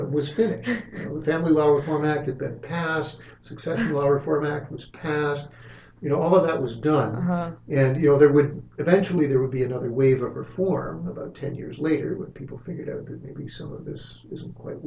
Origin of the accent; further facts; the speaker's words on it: Alliston, Ontario, Canada; my hometown was Alliston